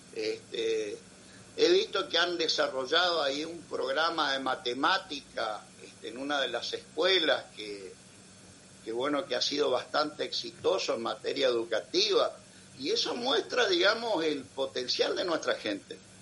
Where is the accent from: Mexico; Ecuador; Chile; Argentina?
Argentina; also born or lived in Lora del Río, Spain (ancestry); mi país, Argentina